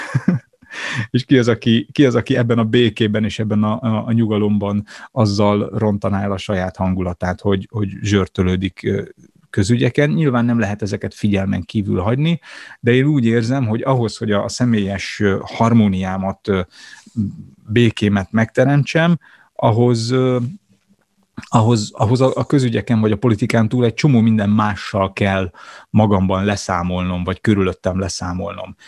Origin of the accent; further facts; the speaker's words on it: Budapest, Hungary; A 22. kerületben születtem és nőttem fel